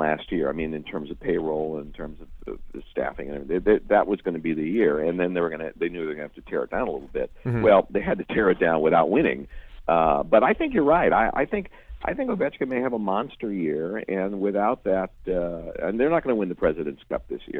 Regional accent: Chicago, Illinois, United States; moved away as an adult; I grew up in Chicago, and I was there for the first 20 years of my life

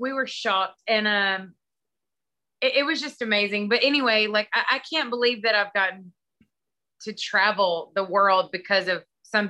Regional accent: Texas, United States; Well, I mean, you know, I'm from East Texas and people where I'm from don't.

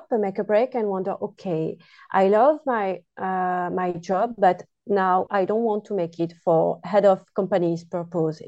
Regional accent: France; accent: French; English is a second language; now in Netherlands; You will soon hear my accent, and I am French, a French woman.

